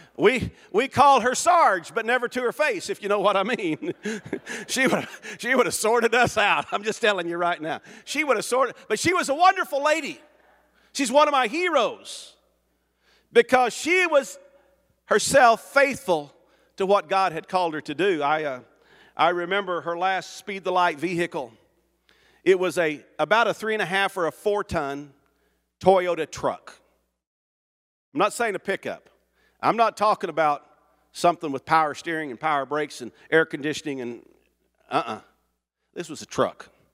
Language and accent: English; Jones, Oklahoma, United States; moved away as an adult; also born or lived in Africa; I grew up in Oklahoma.